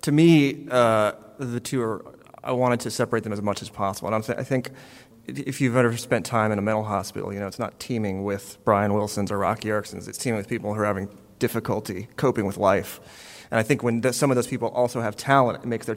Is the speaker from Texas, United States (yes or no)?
yes; Texas, United States; now in Los Angeles, United States; I grew up in Texas as a rock fan in the 80s